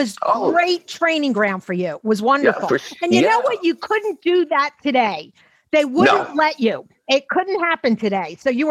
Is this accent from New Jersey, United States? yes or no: no; Philadelphia, Pennsylvania, United States; I grew up in Mount Airy, right below Chestnut Hill.